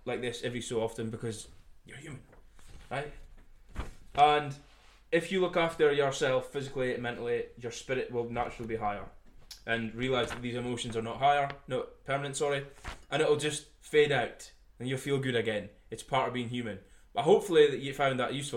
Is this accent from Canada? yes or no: no; Scotland, United Kingdom; I am from Scotland